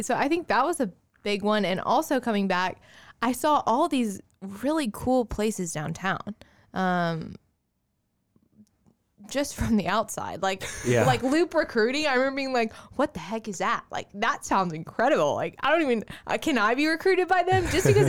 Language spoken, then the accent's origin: English; Somerville, Massachusetts, United States; And so I grew up in Somerville and do like older historic homes.